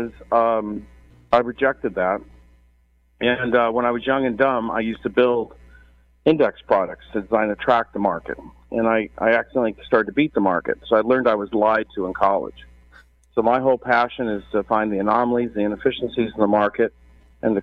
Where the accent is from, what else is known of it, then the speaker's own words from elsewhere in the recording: Berkeley, California, United States; I'm originally from Berkeley, California